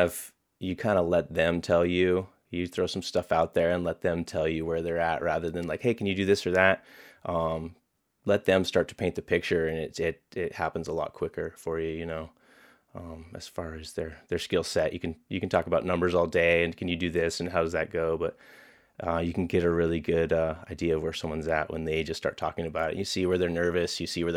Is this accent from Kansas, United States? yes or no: no; Colorado, United States; I grew up out near Mile High Skydiving Center, skiing.